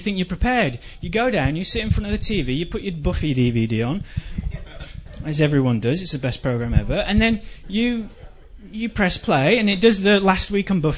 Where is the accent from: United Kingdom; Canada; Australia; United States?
United Kingdom; England; moved away; I'm English